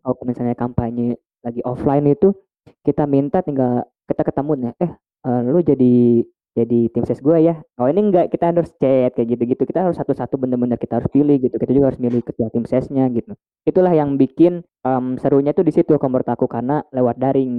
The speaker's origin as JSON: {"language": "Indonesian", "town": "Bandung", "region": "West Java", "country": "Indonesia", "tie": "born or raised there", "said": "aku orang asli Bandung"}